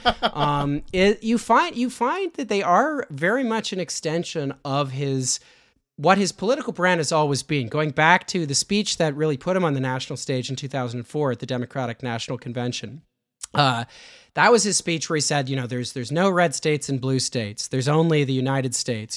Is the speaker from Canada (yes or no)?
yes; Canada; I'm a Canadian